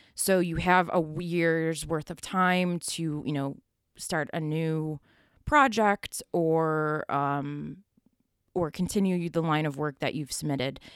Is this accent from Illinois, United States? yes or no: no; Buffalo, New York, United States; I grew up in Buffalo, uh, Buffalo, New York